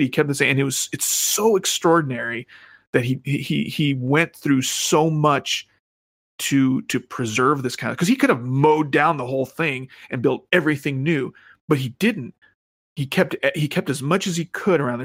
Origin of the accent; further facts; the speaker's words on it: Phoenix, Arizona, United States; the place I grew up was in Central Phoenix